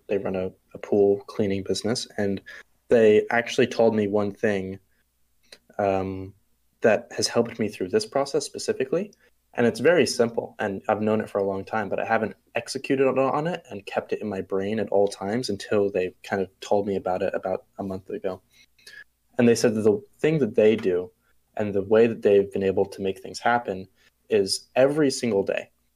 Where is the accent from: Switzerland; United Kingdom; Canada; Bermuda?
Bermuda; I'm from Bermuda. It's a small island off of uh, the coast of the eastern coast of the U.S.